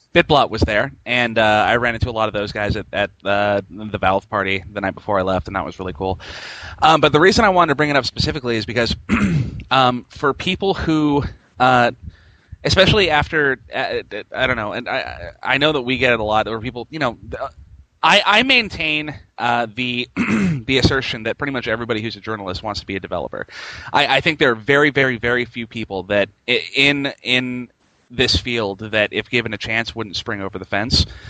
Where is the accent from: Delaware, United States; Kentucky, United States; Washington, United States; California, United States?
Washington, United States; Spokane; Spokane, uh, which is my hometown and where I'm from